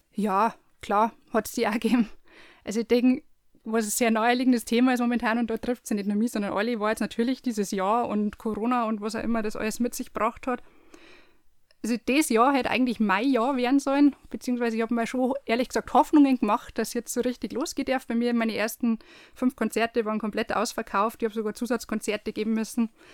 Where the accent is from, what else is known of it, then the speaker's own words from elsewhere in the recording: Landshut, Bavaria, Germany; now in Erding district, Germany; bin gebürtige Landshuterin, wohne jetzt aber im Landkreis Erding